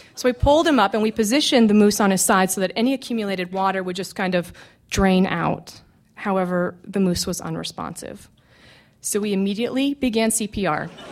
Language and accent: English; McGrath, Alaska, United States; I grew up in McGrath, which is a small village on the Kuskokwim River in interior Alaska.